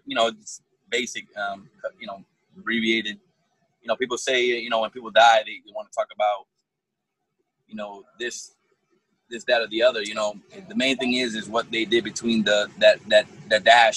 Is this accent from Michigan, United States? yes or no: no; Allentown, Pennsylvania, United States; now in Fort Myers, United States; I'm originally from Allentown, Pennsylvania. I was born and raised.